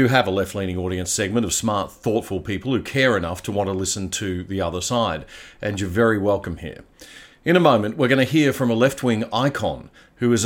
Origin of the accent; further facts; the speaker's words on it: Queensland, Australia; I grew up in Joe Bjelke-Petersen's Queensland as a rebellious youngster